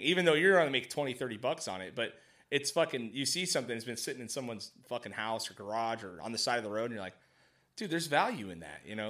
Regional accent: Mojave Desert, California, United States; I grew up in the desert, right? Like, way out in Mojave

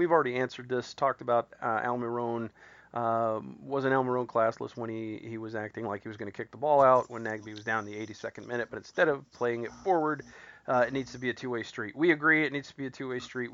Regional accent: Columbus, Ohio, United States; that's my hometown, too

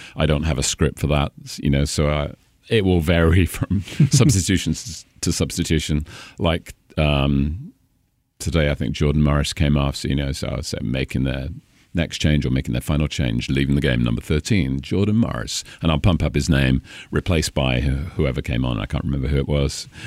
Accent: Cambridge, East of England, United Kingdom; accent: British; moved away as an adult; also born or lived in Caribbean; now in Washington, United States; Cambridge, which is sixty miles north of London

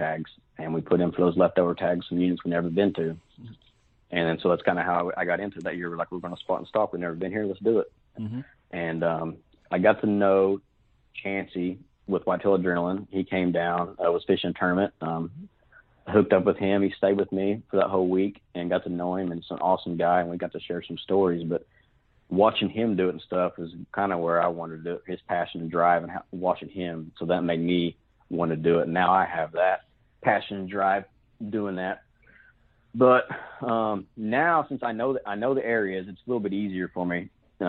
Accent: Fort Gibson, Oklahoma, United States; now in Muskogee, United States; I'm 35, 36. Kind of lose track once you get that old. I'm from Fort Gibson, Oklahoma. I live in Muskogee now.

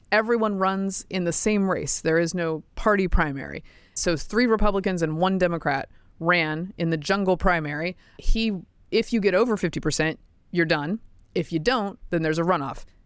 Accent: the American South, United States; I'm a Southerner

